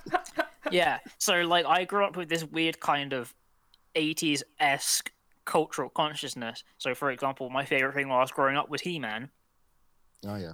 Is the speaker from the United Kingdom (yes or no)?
yes; United Kingdom; for us as British people